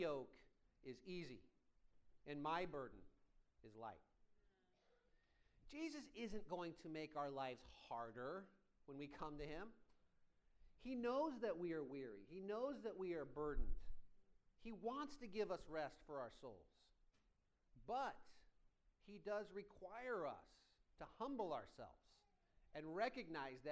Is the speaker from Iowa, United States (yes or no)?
yes; Iowa, United States; moved away as an adult; now in Orange County, United States; I grew up in Iowa